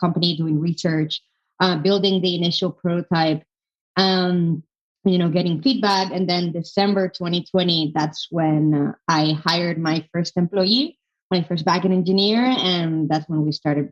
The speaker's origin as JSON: {"language": "English", "town": "Madrid", "region": "Community of Madrid", "country": "Spain", "also_born_or_lived": "London", "moved": "as an adult", "said": "I'm from Madrid, by the way, from Spain, Madrid"}